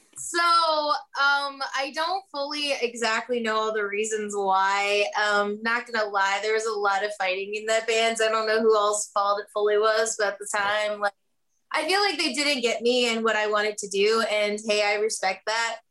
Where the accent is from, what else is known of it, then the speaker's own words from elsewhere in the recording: Kentucky, United States; moved away as an adult; now in Nashville, United States; I'm originally from Kentucky